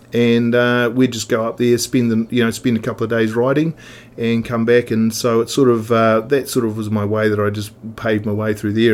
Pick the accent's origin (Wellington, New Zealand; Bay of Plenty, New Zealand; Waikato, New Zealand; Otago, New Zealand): Otago, New Zealand; Oamaru; now in Wanaka, New Zealand; I was born in Oamaru. Um, so that's effectively 45th parallel, straight directly to the coastline. And um, so you yeah, grew up there